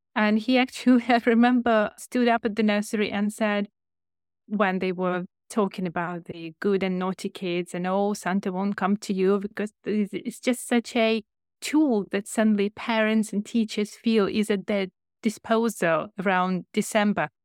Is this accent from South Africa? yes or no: no; Ukraine; English is a second language; moved away as an adult; also born or lived in China; now in United Kingdom; I was an English teacher in Ukraine, where I'm from